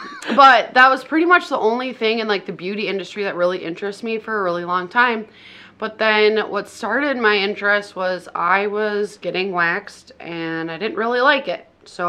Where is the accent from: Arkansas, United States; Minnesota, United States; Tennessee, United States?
Minnesota, United States; Litchfield; also born or lived in Hutchinson, Minnesota; I was born in Hutch, so I can't say born and raised here. But born in Hutch, but raised here. I've been here my whole life, so... Say a Litchfield native.